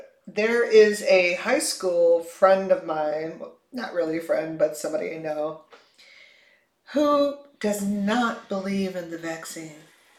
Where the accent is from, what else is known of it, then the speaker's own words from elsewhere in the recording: Chicago, Illinois, United States; moved away; I grew up in Chicago and snow was always there in the wintertime.